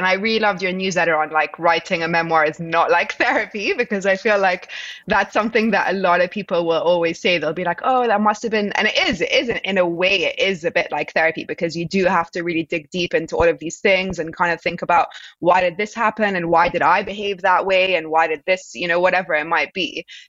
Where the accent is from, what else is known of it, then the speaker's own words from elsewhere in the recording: Egypt; So I'm from Egypt, obviously, and I have lived here in the past just briefly for a year when I was 12.